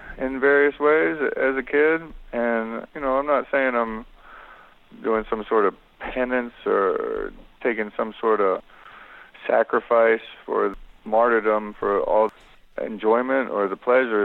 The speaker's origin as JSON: {"language": "English", "region": "North Carolina", "country": "United States", "tie": "born or raised there", "moved": "yes", "said": "growing up in North Carolina"}